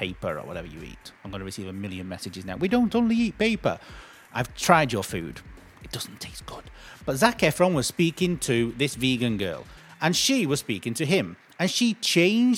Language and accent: English; United Kingdom; We're British